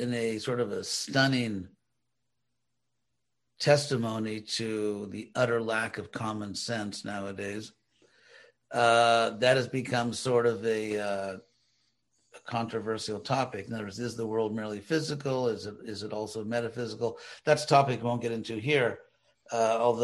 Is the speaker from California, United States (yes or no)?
yes; Los Angeles, California, United States; where I grew up in Los Angeles, they call people Angelinos.